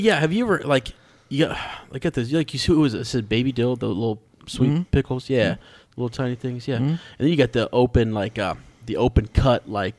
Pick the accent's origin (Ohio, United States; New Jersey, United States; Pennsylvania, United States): Ohio, United States; we're from Ohio